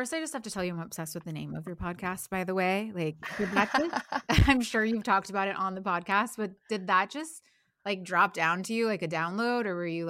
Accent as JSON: {"language": "English", "region": "Midwest", "country": "United States", "tie": "born or raised there", "also_born_or_lived": "Nashville", "moved": "as an adult", "lives_now": "Los Angeles, United States", "said": "I grew up in the Midwest."}